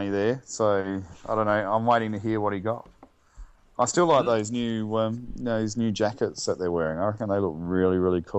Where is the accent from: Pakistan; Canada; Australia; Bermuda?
Australia; South Australia; I was born in 1973, have Dutch parents, I was born in Australia, and you know, went Northfield High